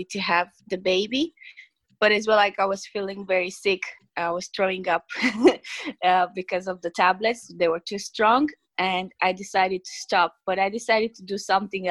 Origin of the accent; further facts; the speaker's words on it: Romania; English is a second language; now in Ireland; me being from a different country, people will maybe like think about like my accent or the way I speak English